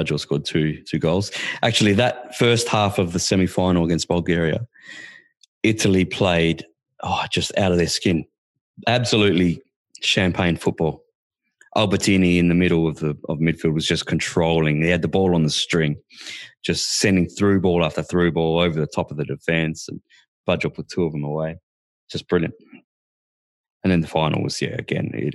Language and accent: English; Australia; I'm an Aussie